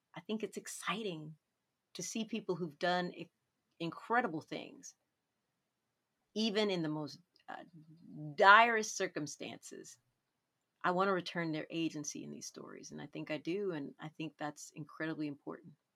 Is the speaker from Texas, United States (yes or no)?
yes; Dallas, Texas, United States; when I was growing up in Dallas